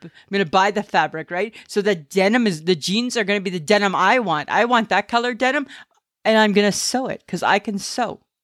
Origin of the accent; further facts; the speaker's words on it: Ontario, Canada; moved away; I'm from Ontario